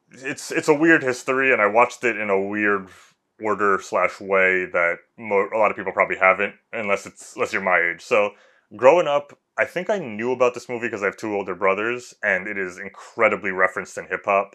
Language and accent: English; Long Island, New York, United States; now in Brooklyn, United States; I grew up in Long Island, which is in New York